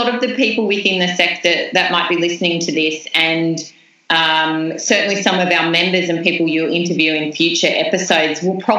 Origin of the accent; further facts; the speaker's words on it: New South Wales, Australia; I wrote letters to every business in the town, in the small town that I grew up in New South Wales